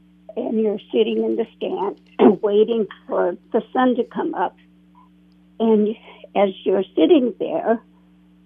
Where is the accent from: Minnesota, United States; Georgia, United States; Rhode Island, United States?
Minnesota, United States; Foley; I grew up in the Foley area